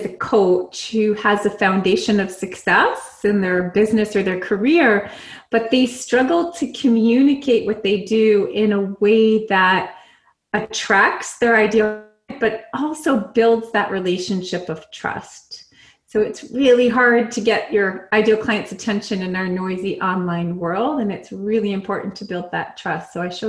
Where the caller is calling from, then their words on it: San Diego, California, United States; I am in San Diego, California.